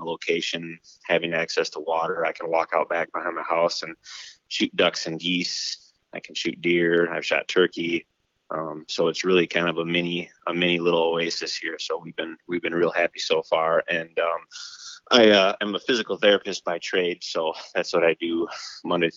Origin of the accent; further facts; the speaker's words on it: Twin Lake, Michigan, United States; also born or lived in Montague, Michigan; I was born and grew up in the West Michigan area. Specifically, I was born and raised in Twin